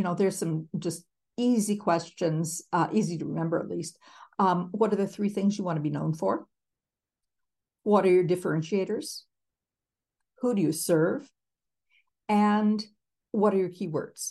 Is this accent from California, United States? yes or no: no; Minneapolis, Minnesota, United States; I am from Minneapolis